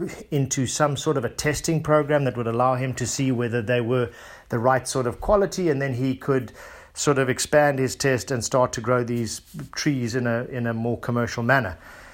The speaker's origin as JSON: {"language": "English", "country": "South Africa", "tie": "born or raised there", "also_born_or_lived": "Zimbabwe", "said": "As I mentioned to you guys, I grew up in South Africa, or Southern Africa, first in Zimbabwe and then in South Africa."}